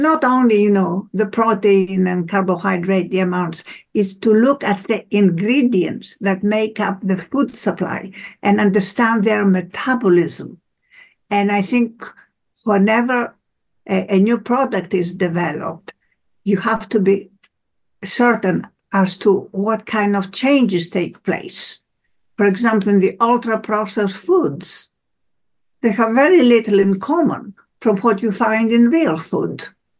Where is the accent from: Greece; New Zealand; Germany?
Greece; born there; I was born in Greece and we have a summer home